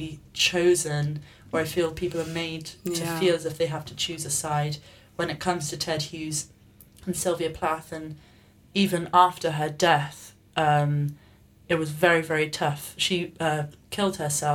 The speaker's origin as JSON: {"language": "English", "region": "England", "country": "United Kingdom", "tie": "born or raised there", "moved": "yes", "said": "I'm from England and I grew up in the countryside"}